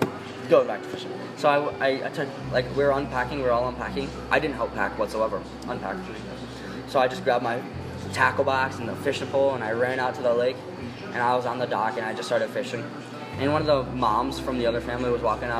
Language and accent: English; Elk Rapids, Michigan, United States; I've lived in Elk Rapids my entire life. I've never moved whatsoever